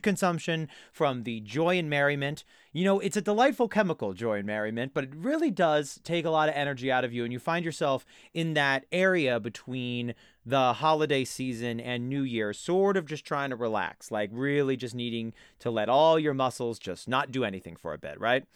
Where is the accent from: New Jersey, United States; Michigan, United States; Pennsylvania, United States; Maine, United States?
New Jersey, United States; Jersey Shore; I grew up on the Jersey Shore